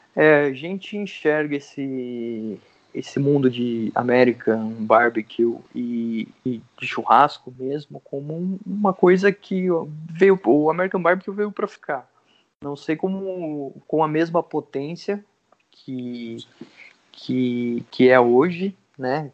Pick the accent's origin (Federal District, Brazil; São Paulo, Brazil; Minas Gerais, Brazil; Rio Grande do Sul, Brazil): São Paulo, Brazil; Santa Cruz do Rio Pardo; eu cresci aqui, né? Fiquei até os 18 ou 19 anos aqui. Depois morei sete anos em São Paulo, sete, oito anos. E, e daí eu retornei para cá